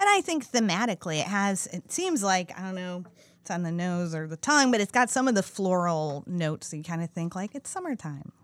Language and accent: English; Midwest, United States; I grew up in the Midwest